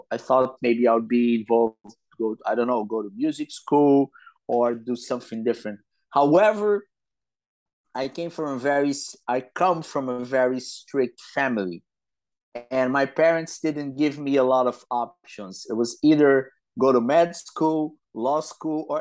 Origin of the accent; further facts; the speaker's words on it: Rio de Janeiro, Brazil; I grew up in Rio de Janeiro, Brazil